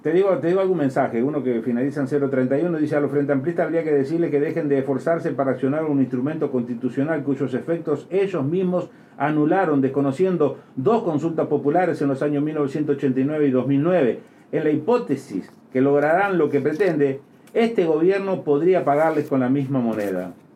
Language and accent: Spanish; Uruguay